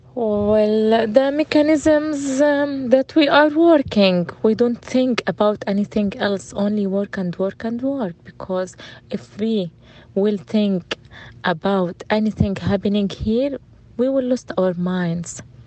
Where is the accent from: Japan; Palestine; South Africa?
Palestine; Gaza City, Gaza Strip; English is a second language; moved away as an adult; also born or lived in Khan Yunis; now in Rafah, Palestine; I'm from Gaza city